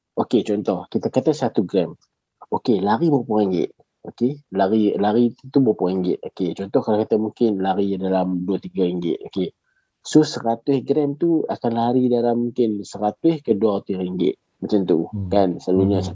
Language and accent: Malay; Alor Setar, Kedah, Malaysia; saya ni berasal daripada Alok Stark